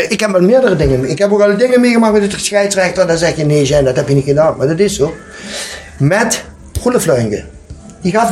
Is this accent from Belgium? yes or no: no; Limburg, Netherlands; Ik ben een Limburger. Dat moeten we heen. Het is toch belachelijk dat ik ben goede voetbal. En als ik dan plaat praat of Nederlands praat, kunnen ze me niet verstaan.